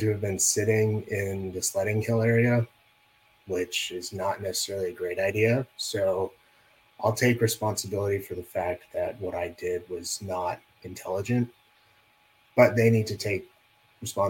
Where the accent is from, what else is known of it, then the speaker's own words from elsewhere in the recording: Las Vegas, Nevada, United States; And I grew up in Las Vegas, for those of you who don't know that, which is probably all of you. Yeah, so I grew up in Las Vegas.